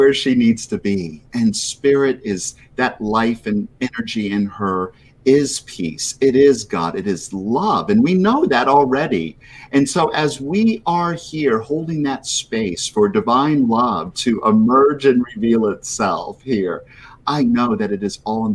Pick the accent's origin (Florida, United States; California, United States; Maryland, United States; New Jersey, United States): Florida, United States; moved away as an adult; also born or lived in Trinidad and Tobago / Tampa Bay, Florida; now in Rhode Island, United States; I spent 40 years in Florida. That's where I grew up